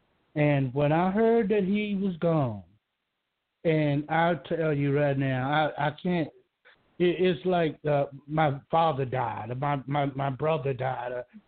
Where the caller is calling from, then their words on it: Georgia, United States; I'm calling from Georgia.